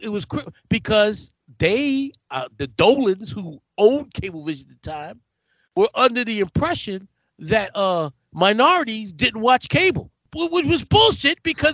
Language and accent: English; New York City, New York, United States; also born or lived in Bronx / Harlem; my entire life living in New York